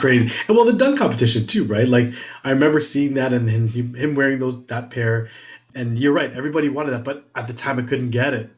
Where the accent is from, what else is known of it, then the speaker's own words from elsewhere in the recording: Toronto, Ontario, Canada; I grew up in Scarborough